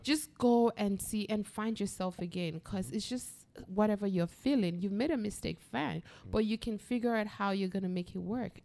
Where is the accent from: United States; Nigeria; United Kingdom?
Nigeria; we have a trust issue as Nigerians that kind of keeps us away from other Nigerians